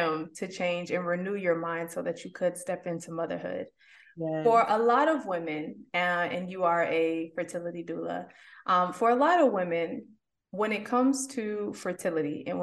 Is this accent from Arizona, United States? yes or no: no; Southfield, Michigan, United States; I'm from Southfield